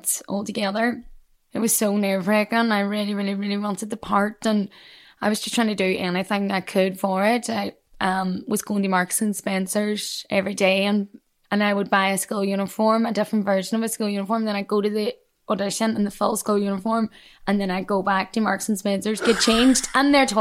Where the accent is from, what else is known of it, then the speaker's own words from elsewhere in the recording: Derry, Northern Ireland, United Kingdom; accent: Derry; moved away as an adult; now in London, United Kingdom; my hometown